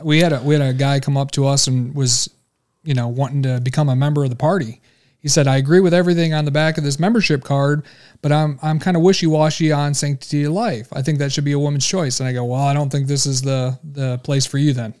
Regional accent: Michigan, United States; also born or lived in Atlanta, Georgia; I'm originally from Michigan, but I was living in Atlanta, Georgia.

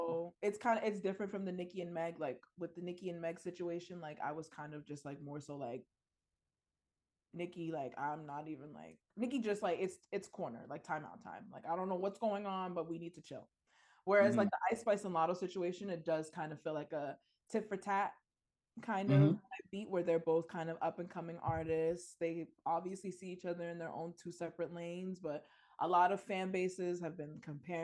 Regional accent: New York City, New York, United States; I'm from the Bronx

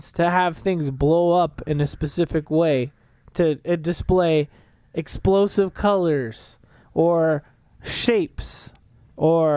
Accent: Las Vegas, Nevada, United States; I was born here in Vegas

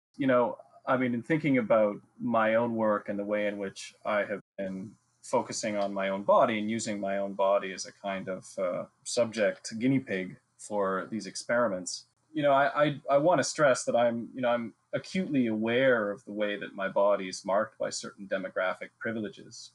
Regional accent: Ontario, Canada; I spent the first 18 years of my life drinking uh, water that came right out of the Canadian Shield, where I grew up in Ontario

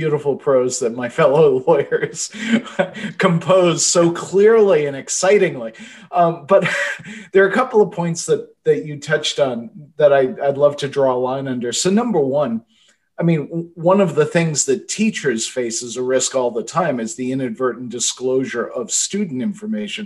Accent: Boston, Massachusetts, United States; my hometown newspaper, the Boston Globe

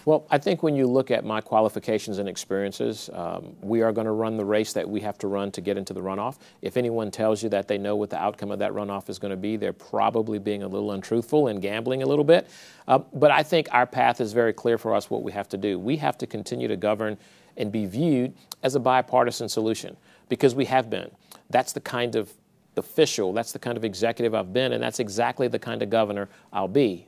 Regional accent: New Orleans, Louisiana, United States; moved away as an adult; now in Lafayette, United States; I'm originally from New Orleans, uh, but I moved there, uh, from there in nineteen eighty-seven to go to U S L

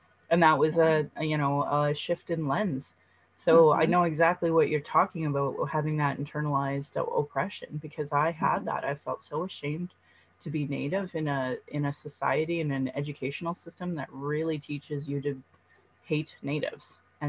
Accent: Sylvan Lake, Alberta, Canada; now in Calgary, Canada; growing up in Sylvan Lake in the 90s

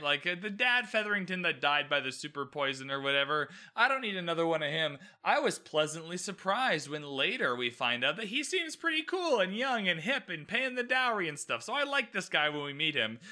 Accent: Canada; I'm Canadian, by the way, so the queen is on our money

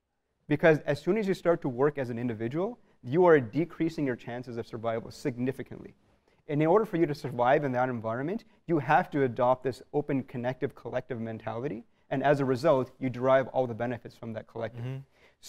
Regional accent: Canada; so I'm born and raised in Canada. But from a very young age, and I'm really thankful that my parents did this. From a very young age, every year, every 2 years, I'd go back to India.

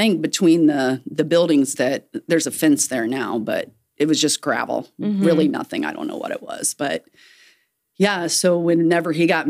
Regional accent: Huntington, Indiana, United States; I grew up in Huntington. I was a, church bus kid.

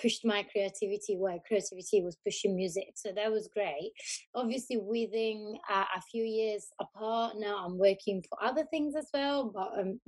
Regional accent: Tuscany, Italy; moved away as an adult; also born or lived in Berlin / Glasgow; now in London, United Kingdom; I'm from Italy. I live in the UK since 10 years

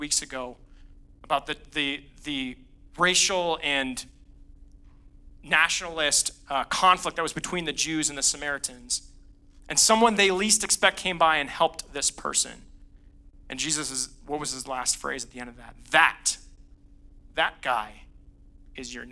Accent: Northeast, United States; now in Colorado Springs, United States; I grew up in the Northeast, which is a very unchurched part of the country.

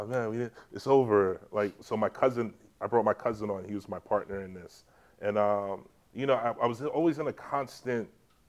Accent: Jamaica; now in New York, United States; It kind of reminded me of my childhood when I grew up in Jamaica for high school.

